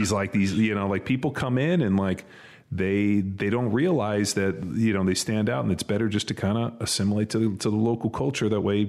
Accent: California, United States; now in Texas, United States; we're from California. We live in Texas.

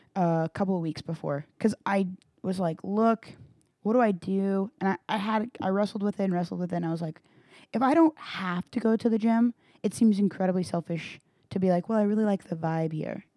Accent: Granbury, Texas, United States; I grew up in Granbury

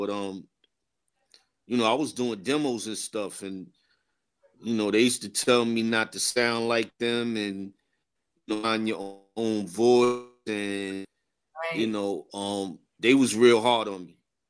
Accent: Queens, New York, United States; You know, I grew up in Jamaica, Queens as well.

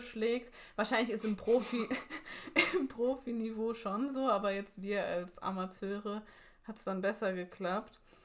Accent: Ludwigshafen, Rhineland-Palatinate, Germany; Ich komme ja aus Ludwigshafen

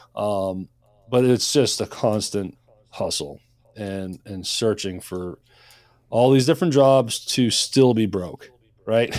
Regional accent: Maine, United States; moved away as an adult; also born or lived in Nashville, Tennessee; I moved to Nashville, Tennessee from Maine. I grew up in Maine

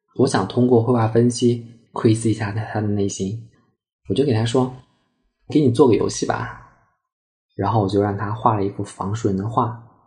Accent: Chengdu, Sichuan, China; 我来自四川成都，今年二十九岁，我是一名绘画心理分析师

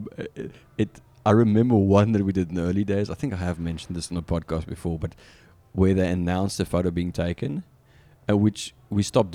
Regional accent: South Africa; accent: South African; moved away as an adult; now in St. Louis, United States; growing up in South Africa

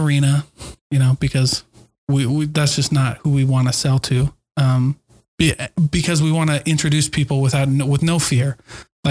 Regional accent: Keokuk, Iowa, United States; moved away; I grew up in Iowa

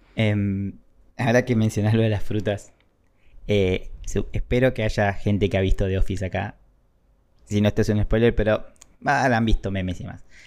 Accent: Argentina; yo soy argentino

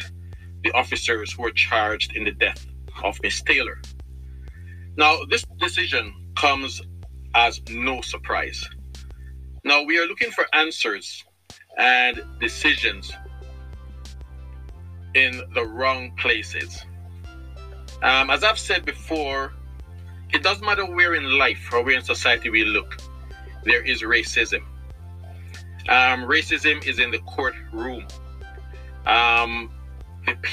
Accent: Jamaica; I'm Jamaican

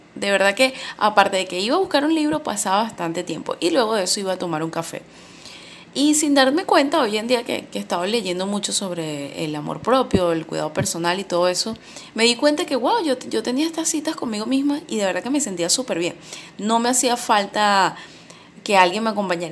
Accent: Venezuela; also born or lived in Valencia, Venezuela; en mi país

